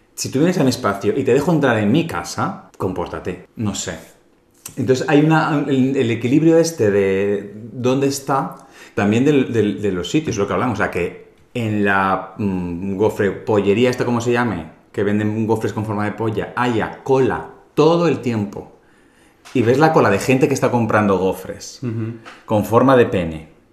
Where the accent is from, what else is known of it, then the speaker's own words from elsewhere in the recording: Calahorra, La Rioja, Spain; now in Madrid, Spain; mi pueblo